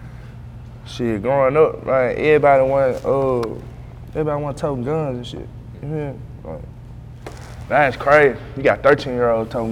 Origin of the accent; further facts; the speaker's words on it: Memphis, Tennessee, United States; I'm from Magnolia